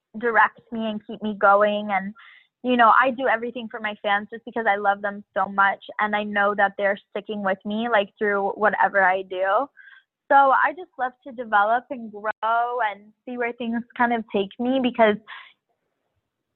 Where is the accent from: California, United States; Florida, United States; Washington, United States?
Florida, United States; Miami; I grew up in Miami, which is just like this diverse melting pot of like so many different cultures.